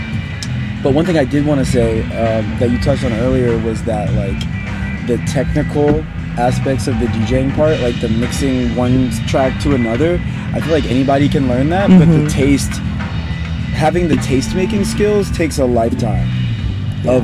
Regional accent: North Carolina, United States; now in New Orleans, United States; I'm from North Carolina

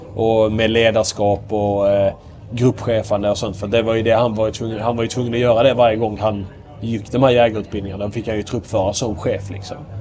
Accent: Ystad, Skåne, Sweden; accent: mixed Scanian with Småland and Västerbotten influence; jag kommer från eh, Ystad som är kännetecknat en väldigt, väldigt grov skånsk dialekt. Men jag har inte den, eh, jag, är, eller så, jag har inte den Ystad-dialekten.

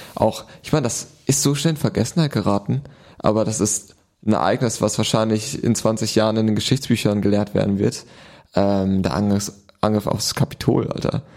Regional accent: Germany; du bist zwar Deutscher, mhm. du bist in Deutschland groß geworden

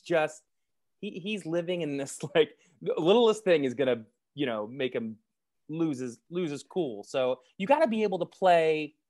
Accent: White Plains, New York, United States; I'm originally from White Plains, New York.

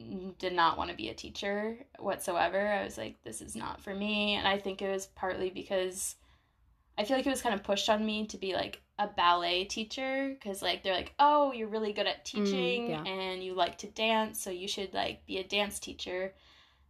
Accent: Vermont, United States; moved away as an adult; also born or lived in South Carolina; now in France; I'm from Vermont

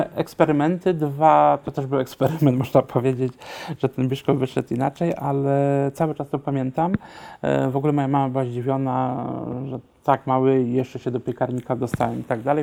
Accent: Silesian Voivodeship, Poland; ja pochodzę ze Śląska, w naszym śląskim domu

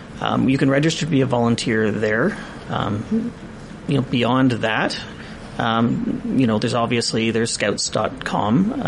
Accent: Lower Mainland, British Columbia, Canada; now in Prince George, Canada; I grew up in the Lower Mainland, I didn't have this. I grew up somewhat insular. I was a city boy, and then I came to Prince George.

